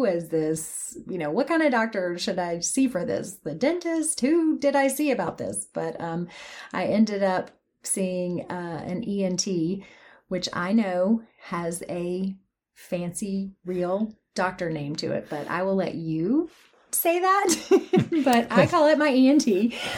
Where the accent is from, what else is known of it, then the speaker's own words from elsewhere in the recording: Athens, Tennessee, United States; moved away as an adult; also born or lived in Memphis, Tennessee / Knoxville, Tennessee; I was born in Memphis, Tennessee, um, but mostly raised in Athens, here in East Tennessee